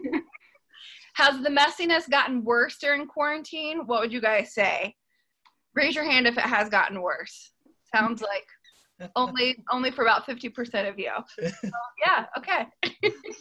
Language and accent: English; Texas, United States; I'm from the South. I grew up in Texas